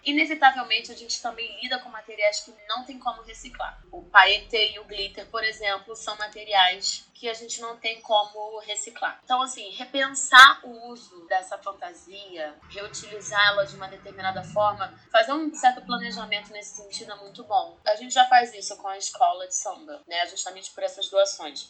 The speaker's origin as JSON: {"language": "Portuguese", "region": "Rio de Janeiro", "country": "Brazil", "tie": "born or raised there", "said": "nascida e criada no Rio de Janeiro"}